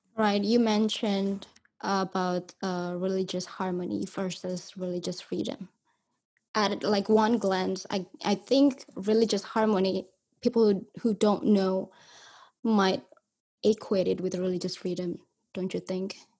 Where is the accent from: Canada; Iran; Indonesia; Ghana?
Indonesia; growing up in Indonesia, reading Pancasila every Monday